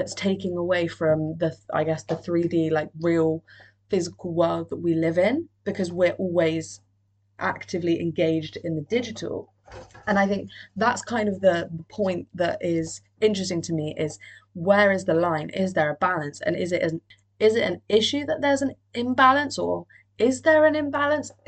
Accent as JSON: {"language": "English", "town": "Cardiff", "region": "Wales", "country": "United Kingdom", "said": "I'm from Cardiff"}